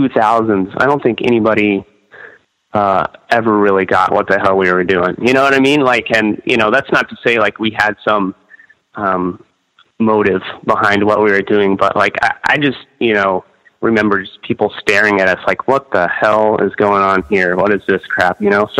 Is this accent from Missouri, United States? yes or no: yes; Osage Beach, Missouri, United States; born there; I was actually born in... in Lake of the Ozarks, so Osage Beach, which is right in Lake of the Ozarks, which is like the heart of Missouri. It's a little bit southern, a little bit central.